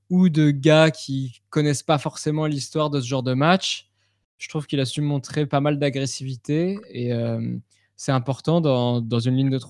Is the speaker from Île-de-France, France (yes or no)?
yes; Paris, Île-de-France, France; En tant que Parisien, cette, euh, cette